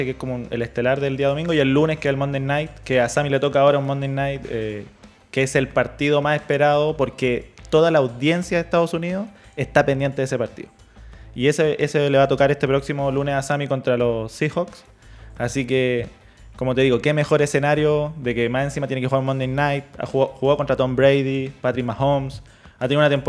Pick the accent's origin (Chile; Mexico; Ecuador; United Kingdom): Chile; nosotros como chilenos tenemos